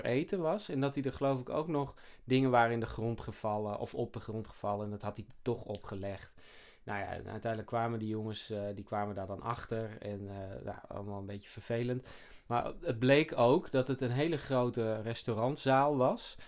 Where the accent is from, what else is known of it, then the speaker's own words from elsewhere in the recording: Sneek, Friesland, Netherlands; ik heb vroeger in Sneek, waar ik ben opgegroeid, daar heb ik ook op tennis gezeten